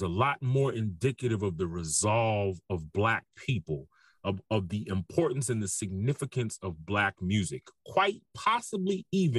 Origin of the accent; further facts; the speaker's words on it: New York City, New York, United States; I'm from New York City.